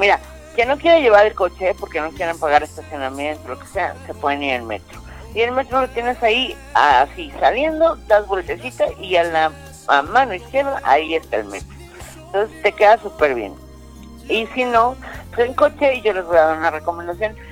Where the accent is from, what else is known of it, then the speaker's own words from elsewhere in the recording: Mexico; como buenos mexicanos